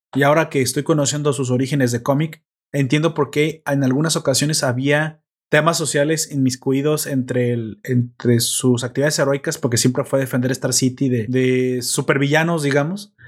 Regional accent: Mexico; yo soy mexicano

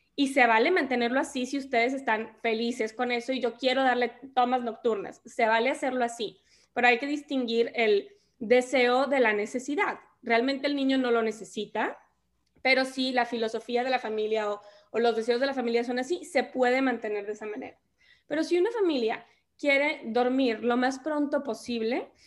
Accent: Monterrey, Nuevo León, Mexico; soy regia, soy de Monterrey

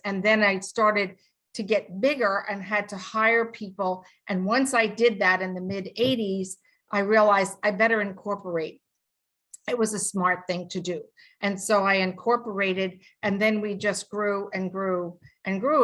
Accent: New York, United States; I'm from New York

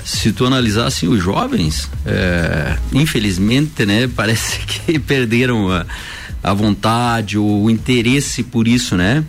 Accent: Lages, Santa Catarina, Brazil; also born or lived in Anita Garibaldi; nasci em Anitta Garibaldi, vim para Lages

